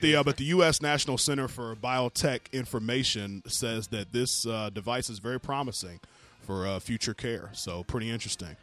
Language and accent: English; the South, United States; I'm from the South where women have real body parts